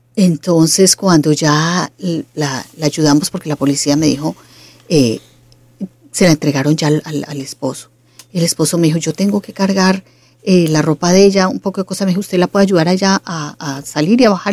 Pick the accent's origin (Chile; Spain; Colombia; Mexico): Colombia; yo soy colombiana